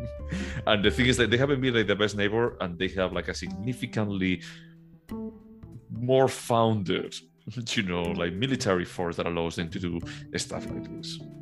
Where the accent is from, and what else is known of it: Galicia, Spain; born or raised there; moved away